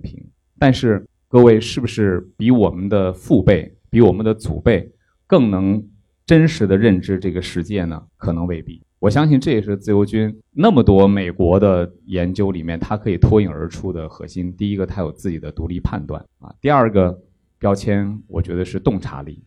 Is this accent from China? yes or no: yes; northern China, China; moved away as an adult; also born or lived in Fuzhou; now in Beijing, China; 我是北方人